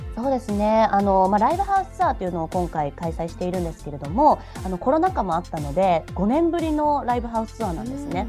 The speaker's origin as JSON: {"language": "Japanese", "town": "Nagoya", "region": "Aichi", "country": "Japan", "said": "私しかも名古屋人なので"}